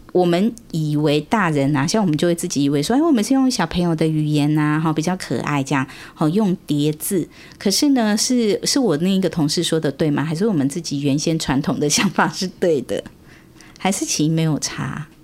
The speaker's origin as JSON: {"language": "Chinese", "country": "Taiwan", "said": "我们现在台湾"}